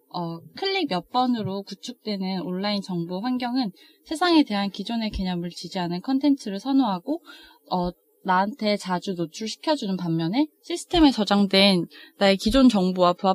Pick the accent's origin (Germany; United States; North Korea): Germany; South Germany; Korean is a second language; 아, 아니 저는 어, 저는 네, 독일 출신이 남쪽이니까. 네, 독일